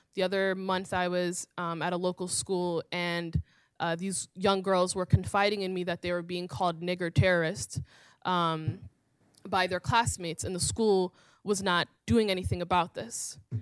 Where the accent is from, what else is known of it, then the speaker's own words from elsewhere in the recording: Minneapolis, Minnesota, United States; I am from Minneapolis, and I am from the Somali community in Minneapolis.